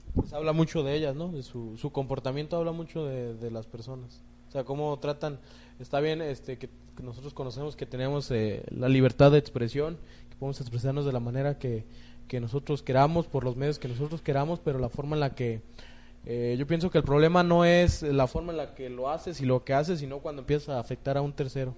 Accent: Mexico; no solo como mexicanos

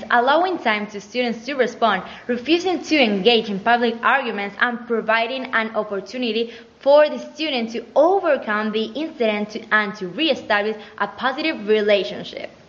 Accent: Basque Country, Spain; from Gipuzkoa.

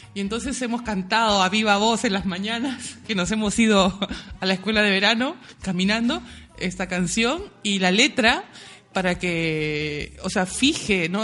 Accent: Lima, Peru; moved away; la ciudad donde yo nací, en Lima

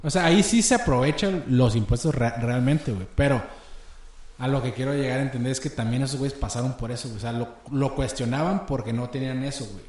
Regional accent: Chihuahua, Mexico; yo soy de Chihuahua

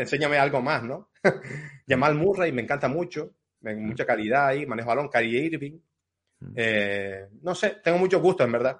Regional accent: Telde, Canary Islands, Spain; Telde, es mi ciudad, mm. en Gran Canaria

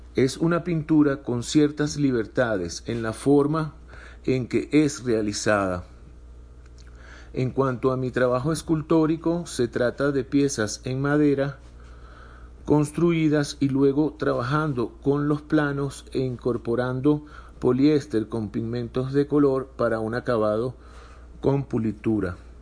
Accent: Caracas, Capital District, Venezuela; moved away as an adult; now in Mexico; Nací en Caracas, Venezuela, hijo de padres que emigraron de Europa. Tengo poco más de cinco años viviendo en México

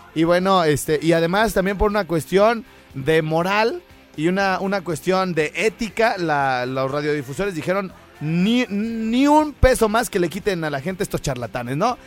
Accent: Morelia, Michoacán, Mexico; soy de Morelia

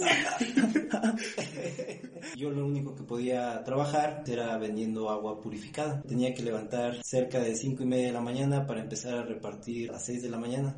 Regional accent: Mexico City, Mexico; Soy originario de la Ciudad de México, soy de una colonia este, pequeña, se llama la colonia Garín, y después viví en otras colonias ahí cercanas

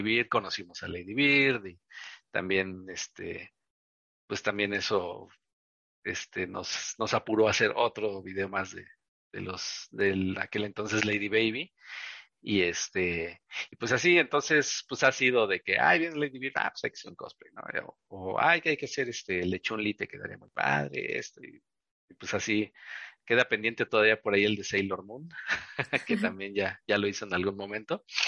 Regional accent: Veracruz, Mexico; now in Mexico City, Mexico; como soy del puerto de Veracruz

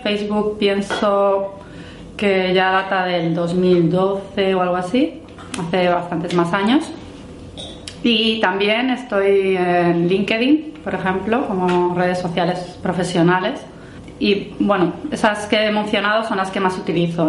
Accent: northern Spain, Spain; now in Brussels, Belgium; soy española del norte de España

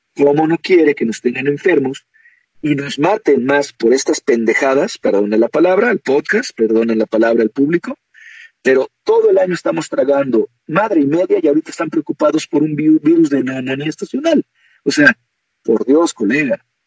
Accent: Mexico; como mexicano, como guerrero azteca, a pesar de que mi apellido es extranjero, yo nací aquí en México

